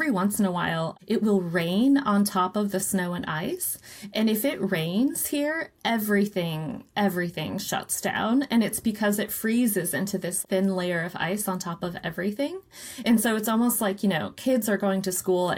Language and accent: English; Anaktuvik Pass, Alaska, United States; also born or lived in Utqiagvik (Barrow), Alaska; I'm Anupiaq. I am from Anaktuvik Pass, which is in the Brooks Range